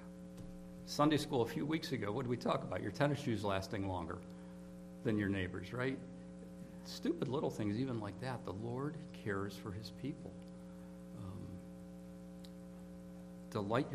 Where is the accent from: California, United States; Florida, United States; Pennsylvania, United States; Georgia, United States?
Pennsylvania, United States; Pittsburgh; I grew up in Pittsburgh.